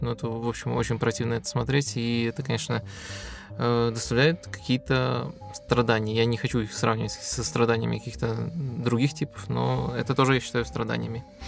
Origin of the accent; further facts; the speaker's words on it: Belarus; я из Беларуси